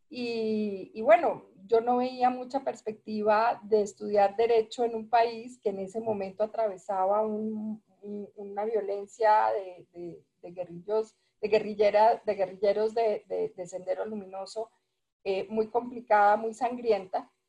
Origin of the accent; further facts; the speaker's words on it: Peru; moved away as an adult; also born or lived in Bogotá; yo pues, estudié, estudié en, Bogotá, aunque crecí en Perú, crecí, hice el, el bachillerato en Perú y, además, antes de irme para Perú, me fui para Perú a los 10 años.